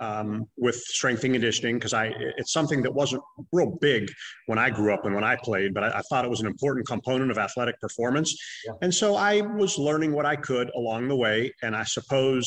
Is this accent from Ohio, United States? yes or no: yes; Youngstown, Ohio, United States; also born or lived in Cleveland, Ohio; I'm originally from the Youngstown area